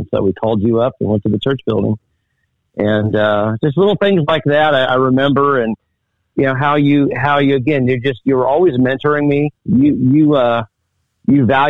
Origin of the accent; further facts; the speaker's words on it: Indianapolis, Indiana, United States; moved away; I grew up in Indianapolis